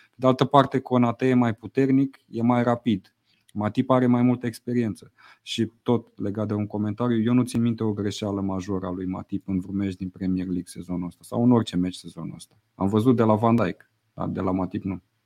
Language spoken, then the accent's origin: Romanian; Romania